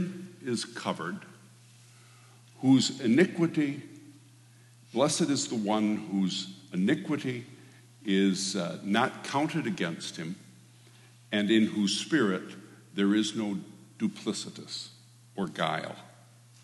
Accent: Michigan, United States; moved away; also born or lived in Alma, Michigan / St. Louis, Michigan / Hastings, Michigan / Hart, Michigan; I was born and raised in Michigan. I am a Midwesterner

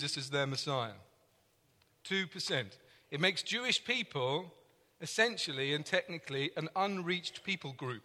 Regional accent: London, United Kingdom; accent: English; I'm from London, and that means I have an English accent

